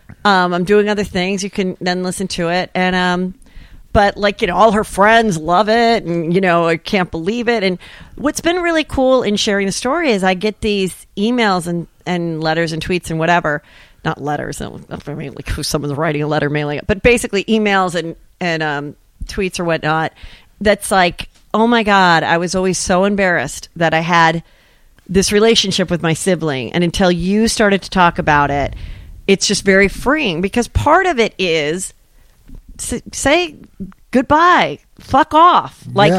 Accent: Woodland Hills, California, United States; Woodland Hills.

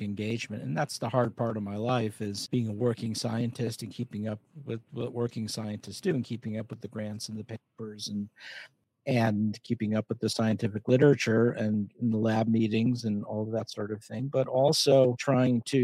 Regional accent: West Hartford, Connecticut, United States; moved away; also born or lived in New York; I'm from the Northeast, from born in Hartford, Connecticut, and grew up in West Hartford, Connecticut

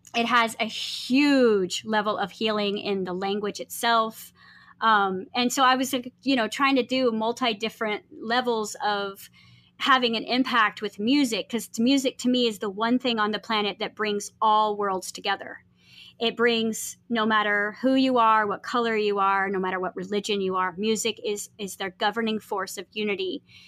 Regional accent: California, United States; moved away; I grew up in California, and, you know, my family didn't have any money, and so we lived really close to Compton

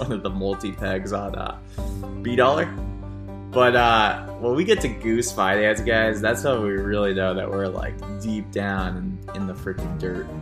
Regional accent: United States; I'm like an American

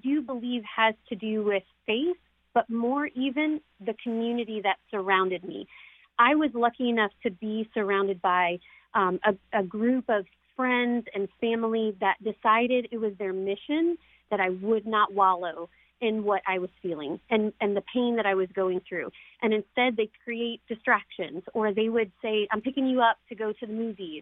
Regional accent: Arkansas, United States; also born or lived in New Orleans, Louisiana; we stayed in a children's home called Hillcrest in Arkansas. So we came from New Orleans to Arkansas

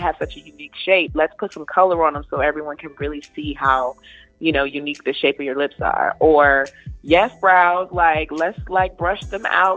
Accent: Southeast Virginia, United States; born or raised there; moved away; also born or lived in Durham, North Carolina

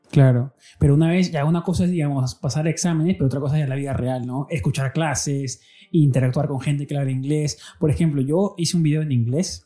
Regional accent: Peru; siendo peruano

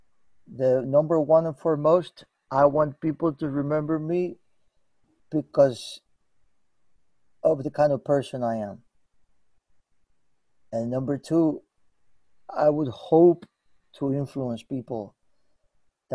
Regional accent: Miami, Florida, United States; moved away as an adult; now in Nashville, United States; I'm from Miami. So in Miami, we always speak Spanish

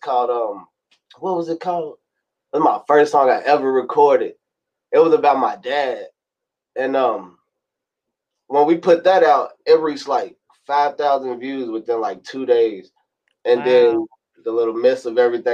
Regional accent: Louisville, Kentucky, United States; also born or lived in Mississippi; I moved down here in Louisville, Kentucky back in 2006. So I've been down here in Louisville, Kentucky ever since after Hurricane Katrina

